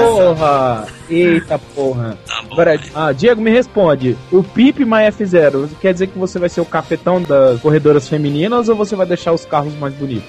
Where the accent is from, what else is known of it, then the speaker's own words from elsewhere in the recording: Brasília, Federal District, Brazil; eu sou de Brasília